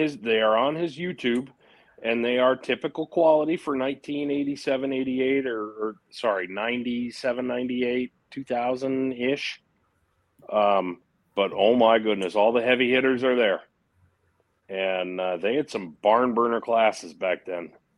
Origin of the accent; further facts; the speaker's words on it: Fremont, Michigan, United States; growing up in Fremont, Michigan, in West Michigan